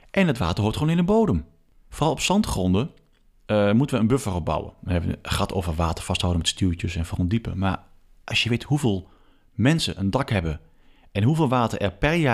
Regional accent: Achterhoek, Gelderland, Netherlands; also born or lived in Arnhem, Netherlands; now in Oosterbeek, Netherlands; En ik ben ook een zandhaas hoor. Ik, ben, eh, ik kom uit de Achterhoek, ik hou van zand.

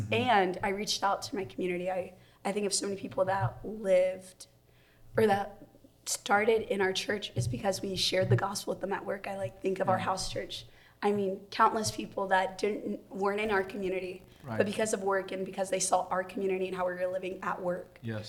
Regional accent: Waco, Texas, United States; now in Washington, D.C., United States; I am from Waco, Texas

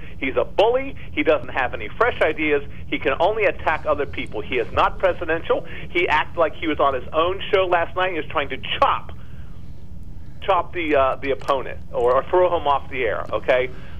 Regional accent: United States; as an American

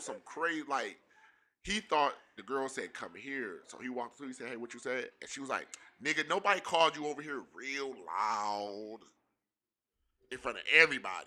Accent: Pontiac, Michigan, United States; We both from the city, we from, we're both from Pontiac.

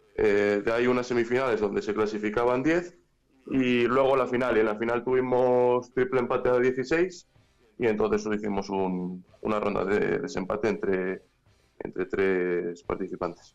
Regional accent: Valladolid, Castile and León, Spain; soy de Valladolid.

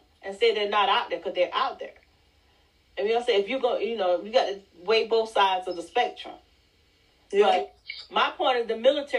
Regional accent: South Carolina, United States; I'm from South Carolina.

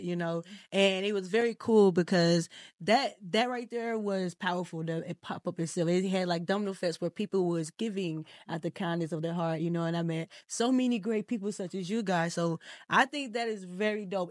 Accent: Mississippi, United States; I'm from Mississippi.

